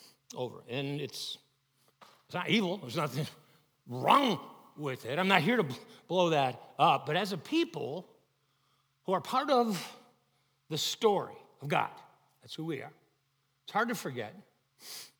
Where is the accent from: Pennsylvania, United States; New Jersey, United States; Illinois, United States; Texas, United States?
Illinois, United States; Chicago; I grew up in Chicago